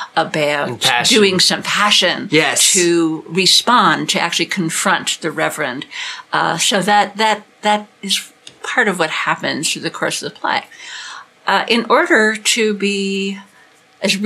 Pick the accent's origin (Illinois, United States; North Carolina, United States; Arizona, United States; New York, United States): Illinois, United States; Chicago; moved away; I grew up in Chicago, and I've lived in various places in the country and also out of the country